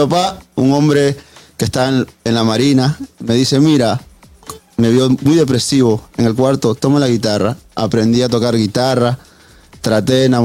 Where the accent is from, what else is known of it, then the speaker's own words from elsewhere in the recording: Lima, Peru; moved away; also born or lived in New York; Yo originalmente soy de Lima, Perú pero mis padres decidieron ser unos gitanos de la vida y nos fuimos para Nueva York